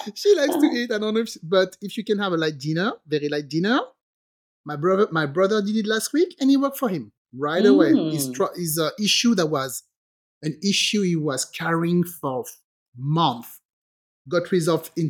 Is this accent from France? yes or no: yes; France; English is a second language; moved away as an adult; also born or lived in England; I grew up in France.